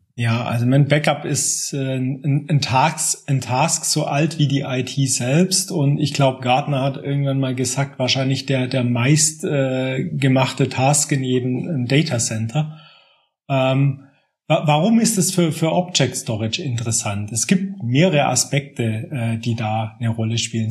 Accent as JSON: {"language": "German", "town": "Aalen", "region": "Baden-Württemberg", "country": "Germany", "also_born_or_lived": "Munich area", "moved": "as an adult", "lives_now": "Munich, Germany", "said": "ich bin vor gut zwanzig Jahren hierher gezogen, komme ursprünglich aus Aalen in Baden-Württemberg"}